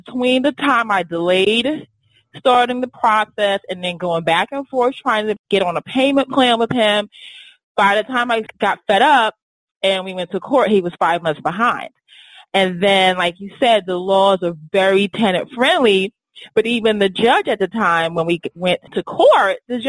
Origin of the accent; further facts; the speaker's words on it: New York City, New York, United States; now in Washington, D.C., United States; I grew up in Brooklyn